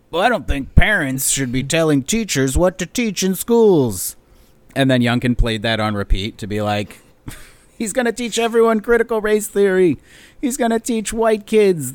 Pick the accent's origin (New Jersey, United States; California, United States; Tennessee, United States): New Jersey, United States; in New Jersey, which is my home state